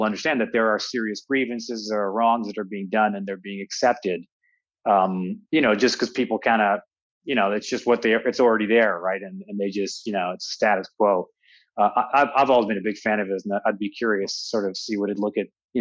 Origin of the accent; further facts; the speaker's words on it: Toronto, Ontario, Canada; moved away; also born or lived in United States; I grew up in Toronto.